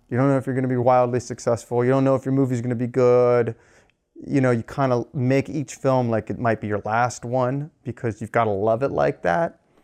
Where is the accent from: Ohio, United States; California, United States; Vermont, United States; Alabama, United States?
California, United States; Los Angeles; I grew up in Los Angeles.